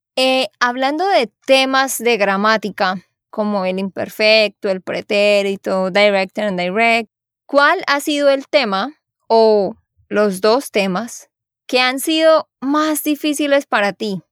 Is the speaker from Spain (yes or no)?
no; Santander, Colombia; de Santander, Colombia